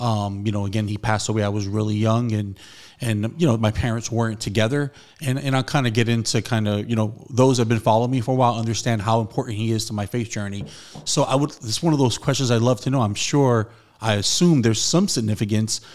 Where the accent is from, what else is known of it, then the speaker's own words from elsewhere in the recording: New York City, New York, United States; Saint Dominic in the Bronx is where I was baptized